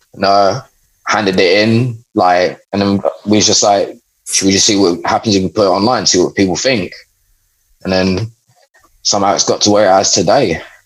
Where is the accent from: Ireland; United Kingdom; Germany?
United Kingdom; London; I grew up in London